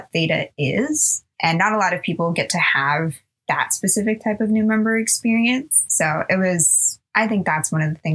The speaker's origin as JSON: {"language": "English", "town": "Oceanside", "region": "California", "country": "United States", "tie": "born or raised there", "said": "I grew up in Oceanside, California"}